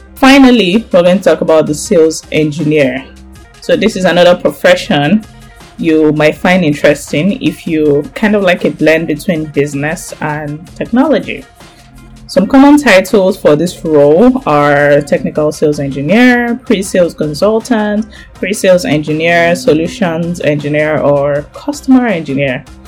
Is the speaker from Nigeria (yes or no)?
yes; Nigeria; Nigeria, my home country